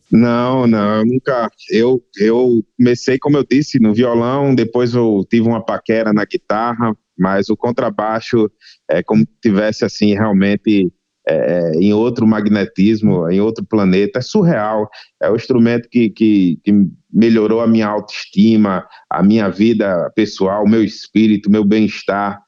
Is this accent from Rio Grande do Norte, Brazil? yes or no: yes; Rio Grande do Norte, Brazil; minha terra natal, Rio Grande do Norte